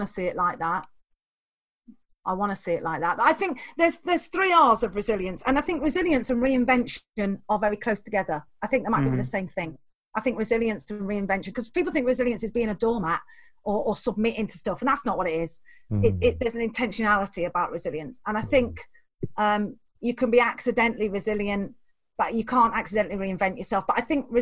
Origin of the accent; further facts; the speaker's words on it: England, United Kingdom; I was born the wrong side of the border